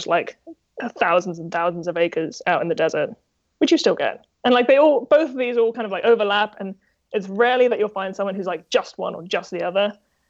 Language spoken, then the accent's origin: English; Texas, United States; And yeah, even though I'm from Texas, I like buckaroo style kind of the best.